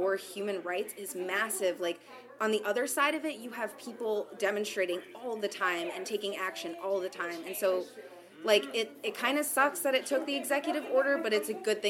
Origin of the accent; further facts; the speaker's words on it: Raleigh, North Carolina, United States; I'm from Raleigh, North Carolina